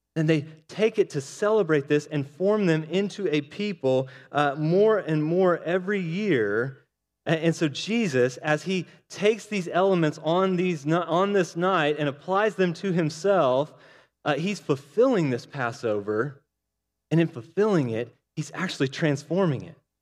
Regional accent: Oklahoma, United States; I'm from Oklahoma

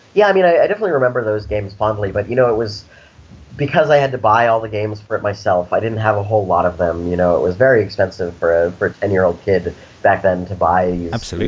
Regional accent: Snowmass Village, Colorado, United States; now in San Francisco, United States; I grew up in Colorado, actually, in a small town in the mountains called Snowmass Village

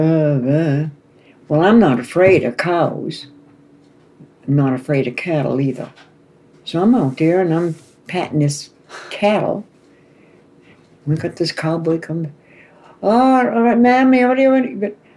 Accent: Portsmouth, New Hampshire, United States; moved away; also born or lived in Hawaii

